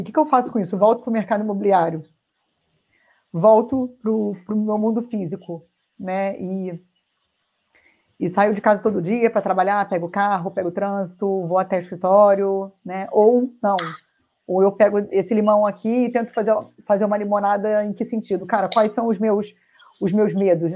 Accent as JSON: {"language": "Portuguese", "region": "Rio de Janeiro", "country": "Brazil", "tie": "born or raised there", "moved": "as an adult", "lives_now": "Jundiaí, Brazil", "said": "eu sou carioca, né? Sempre morei no Rio."}